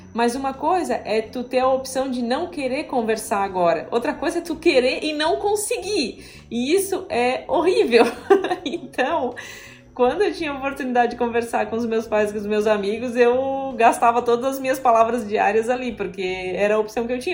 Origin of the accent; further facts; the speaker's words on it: southern Santa Catarina, Brazil; moved away as an adult; also born or lived in Italy; now in Florianópolis, Brazil; Eu não sou natural daqui, sou natural do, do sul do estado de Santa Catarina